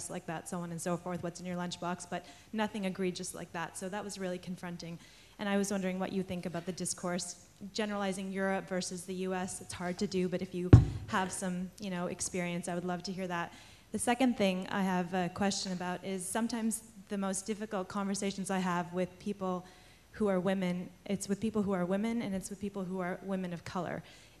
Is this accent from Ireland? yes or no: no; Montreal, Quebec, Canada; also born or lived in Toronto, Canada / New York City, United States; I grew up in Montreal, Toronto, and New York City, so those were things.